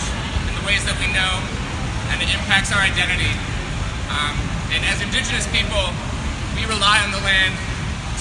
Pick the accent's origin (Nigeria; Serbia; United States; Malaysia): United States; Southwest United States; I'm from the Navajo Nation, Southwest United States.